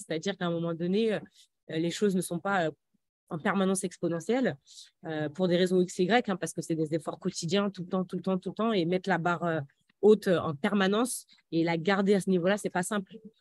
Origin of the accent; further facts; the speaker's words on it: Aubervilliers, Île-de-France, France; moved away; also born or lived in Metz; j'ai grandi à Aubervilliers, une bonne partie de, de ma jeunesse à, à Aubervilliers